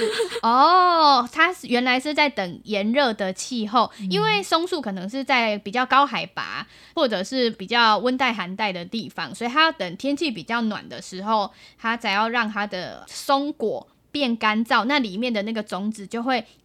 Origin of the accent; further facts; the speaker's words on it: Tainan, Taiwan; also born or lived in Taipei; 我们其实小时候是住在台北，然后搬到台南之后